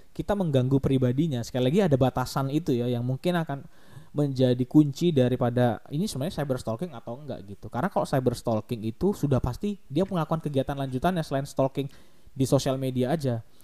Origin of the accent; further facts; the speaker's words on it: Kalimantan, Indonesia; di kotaku, di, di Kalimantan